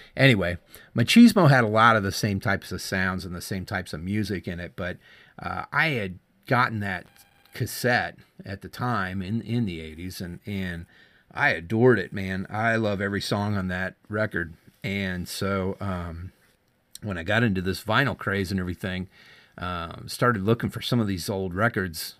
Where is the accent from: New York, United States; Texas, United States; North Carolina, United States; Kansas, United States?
Kansas, United States; I grew up in my hometown in Kansas